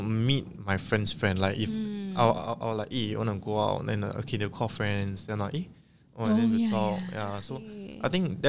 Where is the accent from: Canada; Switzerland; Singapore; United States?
Singapore; accent: Singlish